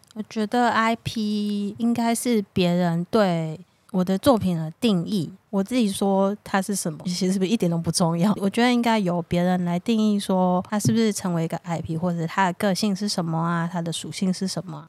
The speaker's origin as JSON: {"language": "Chinese", "country": "Taiwan", "said": "他就代表我们台湾人，嗯，代表我自己"}